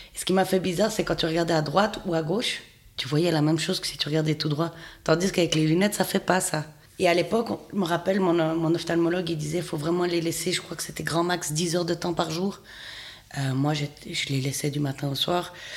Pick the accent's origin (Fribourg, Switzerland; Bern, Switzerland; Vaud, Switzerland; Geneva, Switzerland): Fribourg, Switzerland; je viens du canton de Fribourg